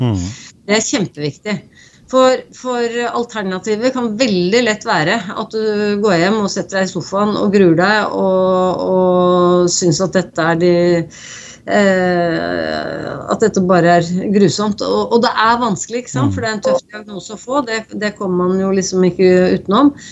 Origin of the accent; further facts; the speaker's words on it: Norway; her hjemme i Norge